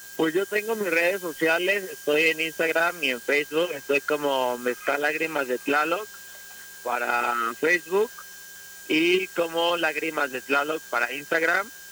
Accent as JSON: {"language": "Spanish", "country": "Mexico", "said": "como mexicanos"}